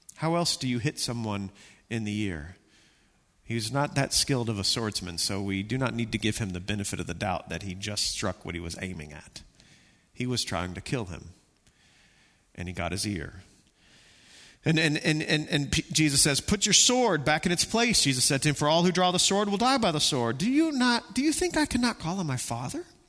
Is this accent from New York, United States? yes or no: no; Texas, United States; I'm from Texas.